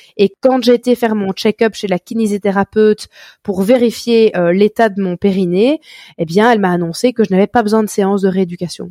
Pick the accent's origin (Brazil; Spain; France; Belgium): Belgium; accent: Belgian; chez nous en Belgique